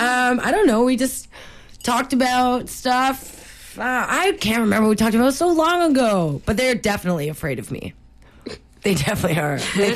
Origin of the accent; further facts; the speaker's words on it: Canada; We're so Canadian.